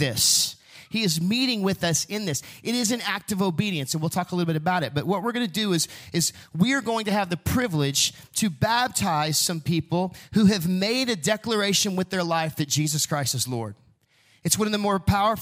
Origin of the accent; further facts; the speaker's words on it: Huntsville, Texas, United States; growing up in Huntsville watching prisoners get released from prison